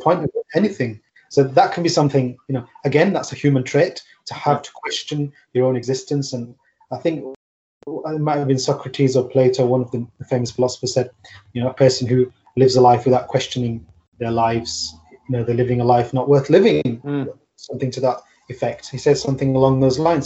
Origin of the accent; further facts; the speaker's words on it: United Kingdom; I'm born and bred in the UK, but I mean I'm I'm of like South Asian descent